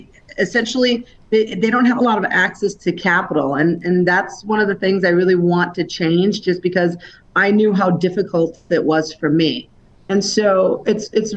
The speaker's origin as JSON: {"language": "English", "town": "Detroit", "region": "Michigan", "country": "United States", "tie": "born or raised there", "said": "My background is I'm originally from Detroit, suburbs of the Detroit area. So I grew up with essentially no money"}